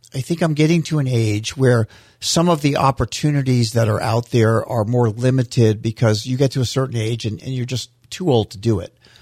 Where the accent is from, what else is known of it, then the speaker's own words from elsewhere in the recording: St. Petersburg, Florida, United States; also born or lived in Fort Dix, New Jersey; When we moved to Florida, where, this is where I grew up in Saint Petersburg